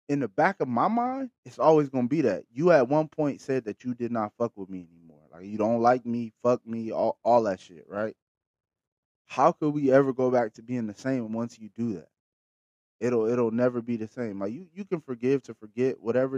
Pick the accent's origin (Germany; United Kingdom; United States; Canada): United States; Bakersfield, California; I'm from Bakersfield, the Patch